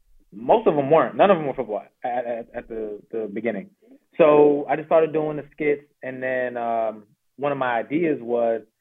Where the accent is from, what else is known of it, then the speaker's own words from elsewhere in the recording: Laurel, Maryland, United States; also born or lived in Charlotte, North Carolina; I say I'm from Laurel, Maryland, basically, but I did move here from Charlotte, North Carolina.